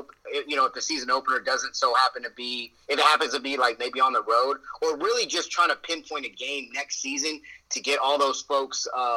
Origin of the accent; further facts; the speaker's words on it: Ohio, United States; not a lot of people with my skin tone were born and raised in Ohio.